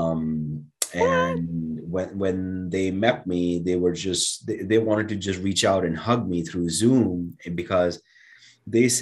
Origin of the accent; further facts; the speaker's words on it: India; now in United States; growing up in India, you know, I would look at the stars and I would dream about coming to America